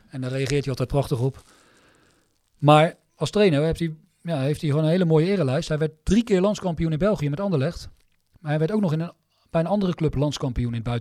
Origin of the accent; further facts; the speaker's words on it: Netherlands; omdat ik ook uit Nederland kom.